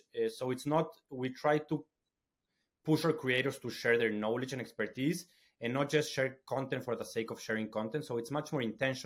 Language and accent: English; Ecuador; now in London, United Kingdom; I'm from Ecuador